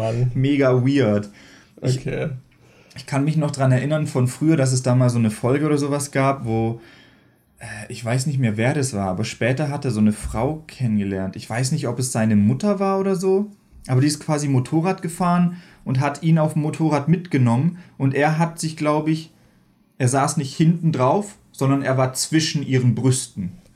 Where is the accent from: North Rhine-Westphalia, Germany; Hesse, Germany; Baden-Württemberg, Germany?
Baden-Württemberg, Germany; moved away; ich komme ja eigentlich aus Baden-Württemberg